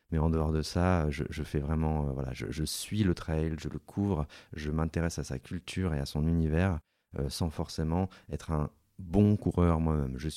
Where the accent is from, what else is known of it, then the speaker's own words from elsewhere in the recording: Hauts-de-France, France; born there; also born or lived in Alps; je suis pas né dans les Alpes non plus. Je suis né dans le Nord avant d'aller habiter dans les Alpes.